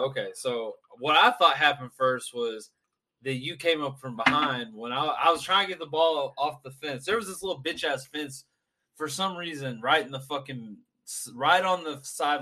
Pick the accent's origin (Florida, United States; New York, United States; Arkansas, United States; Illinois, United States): Arkansas, United States; Mena; I'm from Mena, Arkansas